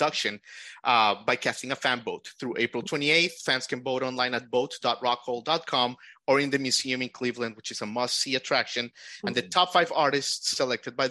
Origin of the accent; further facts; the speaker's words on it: Colombia; moved away; I was born in Colombia, in Latin America